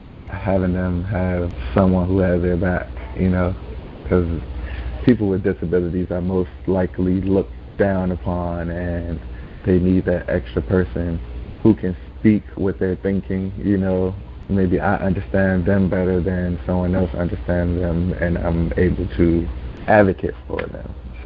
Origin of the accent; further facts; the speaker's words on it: Calvert County, Maryland, United States; also born or lived in Washington, D.C.; So I moved from Washington, D.C. to stay with my aunt in Calvert County, me and my 2 brothers.